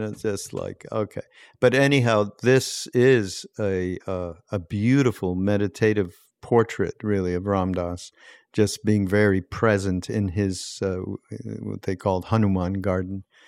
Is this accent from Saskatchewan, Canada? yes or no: no; Montreal, Quebec, Canada; I grew up in Montreal